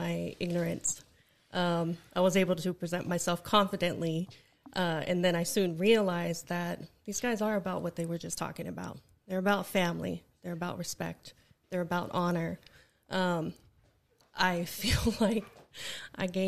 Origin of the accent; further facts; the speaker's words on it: Hawaiian Islands, United States; moved away; back home on the Hawaiian Islands